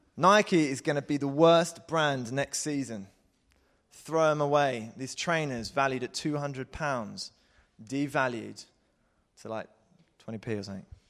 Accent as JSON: {"language": "English", "town": "Croydon", "region": "London", "country": "United Kingdom", "said": "I am English, I am from Croydon."}